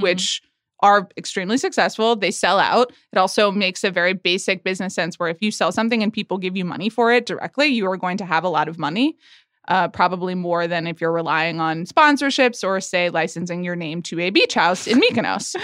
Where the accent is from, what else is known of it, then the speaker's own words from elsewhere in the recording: Atlanta, Georgia, United States; accent: Southern; moved away; I was born in Atlanta, Georgia. and actually do have a bit more of a Southern accent than I do at this moment